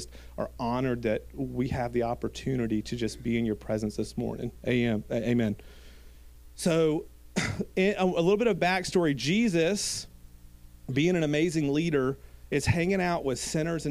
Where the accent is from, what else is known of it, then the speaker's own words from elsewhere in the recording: Gilbert, South Carolina, United States; I grew up in Gilbert, South Carolina